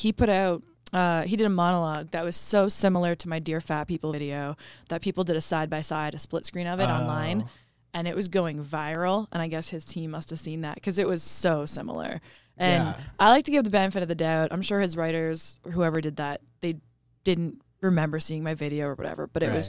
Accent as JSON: {"language": "English", "country": "Canada", "said": "Well, about being Canadian, we take that very seriously."}